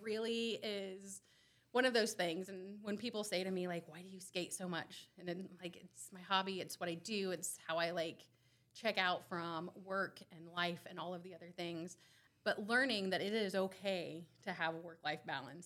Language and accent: English; Randolph County, Indiana, United States; I'm from Randolph County. I still live in Randolph County, moved out for a little bit and came back.